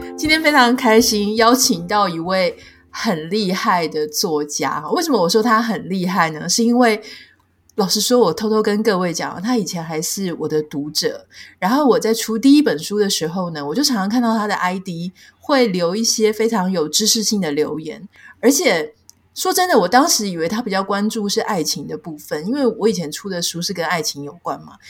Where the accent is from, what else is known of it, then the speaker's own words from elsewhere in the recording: Pingtung County, Taiwan; 我的故乡屏东好像被归类为热带地区